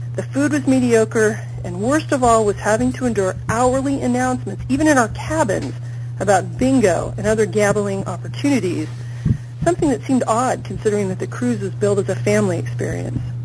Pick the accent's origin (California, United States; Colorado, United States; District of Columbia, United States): California, United States; near Disneyland; now in Central California, United States; I grew up near Disneyland